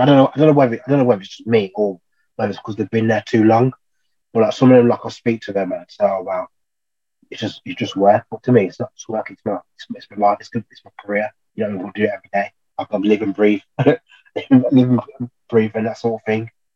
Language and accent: English; Birmingham, West Midlands, United Kingdom; now in Loughborough, United Kingdom; I'm originally from Birmingham, Cow accent.